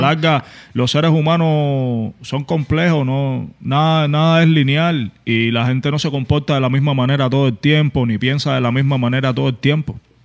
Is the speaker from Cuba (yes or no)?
yes; Cuba; moved away; lo que pasa en mi país, que son 60 años de dictadura.